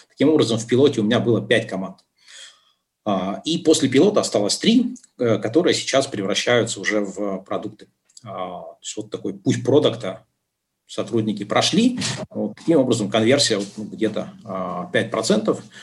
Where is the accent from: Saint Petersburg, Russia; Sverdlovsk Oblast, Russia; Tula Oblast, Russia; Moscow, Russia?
Sverdlovsk Oblast, Russia; Yekaterinburg; moved away as an adult; also born or lived in Dubai; общался при этом с людьми с родины, то есть я из Екатеринбурга